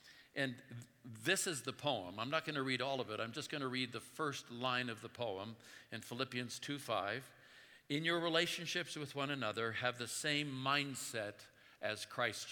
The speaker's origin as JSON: {"language": "English", "town": "Oakland", "region": "California", "country": "United States", "tie": "born or raised there", "said": "I grew up in Oakland, California in the 50s"}